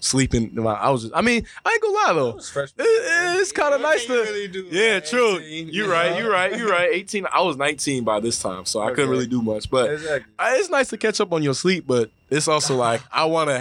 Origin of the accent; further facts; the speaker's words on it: United States; I'm from America